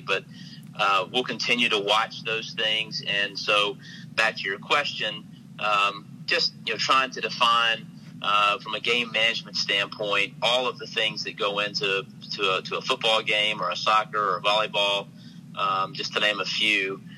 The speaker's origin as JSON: {"language": "English", "town": "Oxford", "region": "Mississippi", "country": "United States", "tie": "born or raised there", "said": "to grow up in Oxford and watch, uh, you know, basketball and, and football and baseball games"}